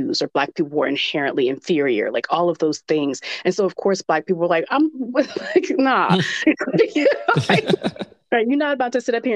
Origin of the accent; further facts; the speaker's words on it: the South, United States; I'm from the South